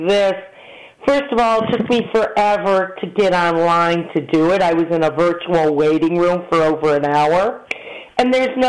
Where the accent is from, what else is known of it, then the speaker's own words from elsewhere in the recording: Cleveland, Ohio, United States; moved away; growing up in Cleveland where my rabbi from my synagogue, Rabbi Pickles in Olvacha